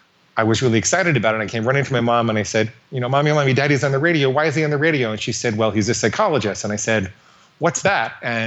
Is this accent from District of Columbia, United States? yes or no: yes; Washington, District of Columbia, United States; born there; I was born in Washington, D.C. My dad was a psychologist.